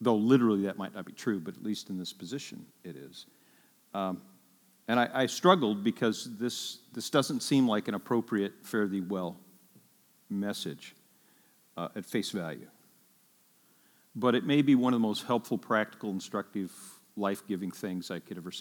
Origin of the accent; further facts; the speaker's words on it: Ireland; I'm Irish